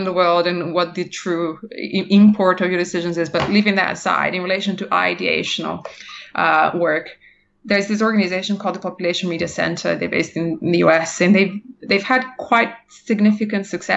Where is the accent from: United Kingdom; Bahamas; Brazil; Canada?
Brazil; moved away; I'm from Brazil originally